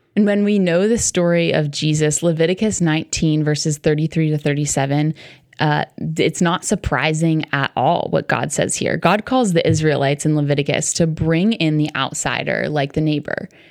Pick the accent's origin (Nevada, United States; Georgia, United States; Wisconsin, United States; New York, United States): New York, United States; New York City area, United States; I grew up right around New York City